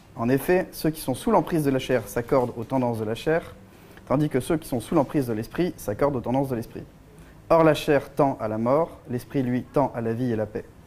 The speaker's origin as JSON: {"language": "French", "country": "France", "said": "en tant que Français"}